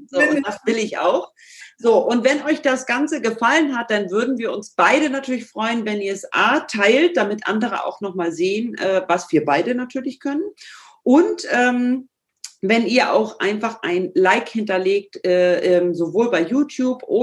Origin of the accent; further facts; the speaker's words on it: Northern Germany, Germany; accent: Hamburg; ich mache es mit dem Hamburger Slang, manchmal ein bisschen nasal, aber so ist das eben. Ja? Ich komme eben aus dem Norden und du aus dem Pott.